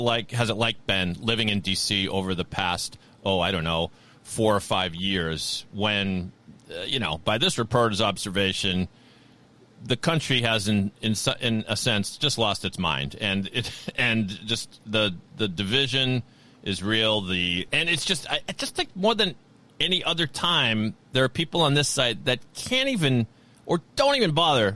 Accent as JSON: {"language": "English", "region": "Massachusetts", "country": "United States", "said": "I'm from Massachusetts"}